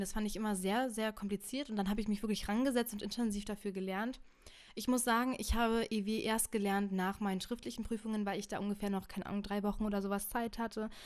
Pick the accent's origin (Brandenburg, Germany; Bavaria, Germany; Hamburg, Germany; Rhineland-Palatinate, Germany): Brandenburg, Germany; ich bin in Brandenburg zwölf Jahre zur Schule gegangen